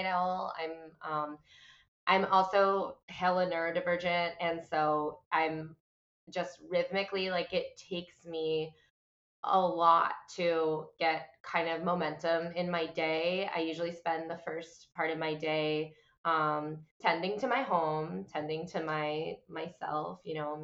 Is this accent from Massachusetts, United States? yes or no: yes; Boston, Massachusetts, United States; now in New York, United States; I am a chick from Boston who lives in New York